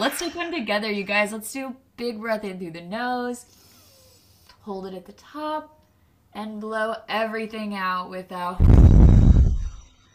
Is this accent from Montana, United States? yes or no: no; small town in Illinois, United States; I'm from a small town an hour into Illinois that is like 3,000 people